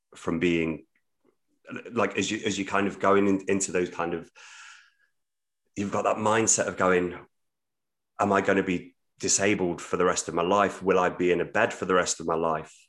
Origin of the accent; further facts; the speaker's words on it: Midlands, United Kingdom; now in Hull, United Kingdom; I'm from the Midlands originally